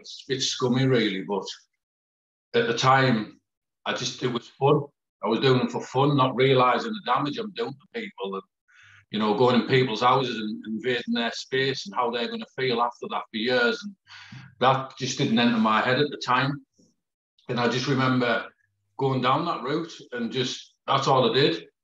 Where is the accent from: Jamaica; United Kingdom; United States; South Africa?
United Kingdom; Peterlee, North East England; also born or lived in Middlesbrough; I was born in Middlesbrough, but my mum had to flee from Middlesbrough for me dad. And so she ended up in Peak Lee in County Durham. And I sort of grew up there